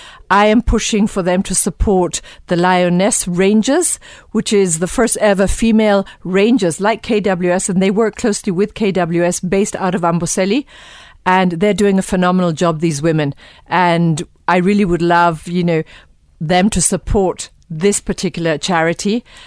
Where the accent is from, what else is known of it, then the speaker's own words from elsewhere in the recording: Kenya; we're proudly Kenyan to host it here in Kenya